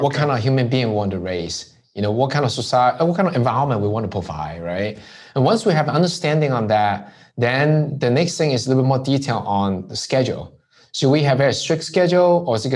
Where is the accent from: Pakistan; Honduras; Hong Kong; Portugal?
Hong Kong; now in United States; from where I grew up in Hong Kong